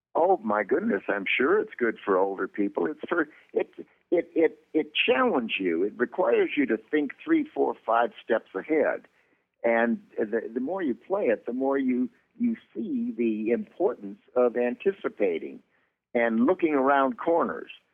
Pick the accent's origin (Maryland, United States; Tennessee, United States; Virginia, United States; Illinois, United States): Illinois, United States; Chicago; I'm from Chicago